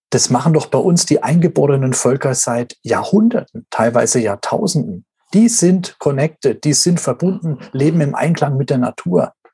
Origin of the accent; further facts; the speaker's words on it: Russia; Bei uns in Russland, da gibt es die Babyboomer gar nicht.